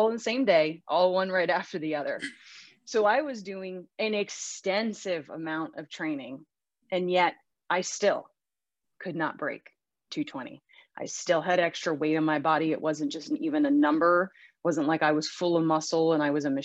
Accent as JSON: {"language": "English", "region": "Western Pennsylvania", "country": "United States", "tie": "born or raised there", "said": "I was born and raised in Western Pennsylvania"}